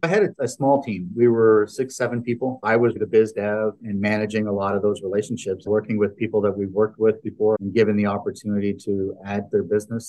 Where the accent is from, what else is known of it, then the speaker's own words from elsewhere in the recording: Canada; moved away as an adult; now in Dallas, United States; I'm a guy from Canada that came into the U.S. and started my career in Canada